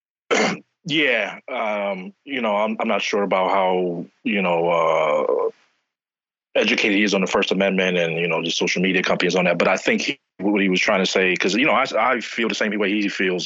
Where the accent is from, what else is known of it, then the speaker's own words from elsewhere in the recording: New York City, New York, United States; now in Philadelphia, United States; I'm originally from New York. I'm originally from Queens